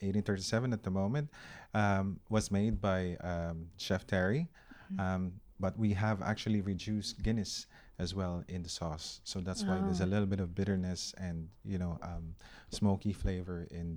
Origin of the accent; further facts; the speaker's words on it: Philippines; And I don't want to be biased because I'm Filipino.